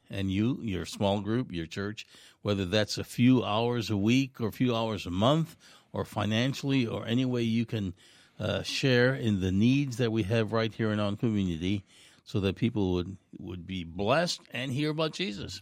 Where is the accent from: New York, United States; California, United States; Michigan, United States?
New York, United States; New York City; moved away; I grew up in New York City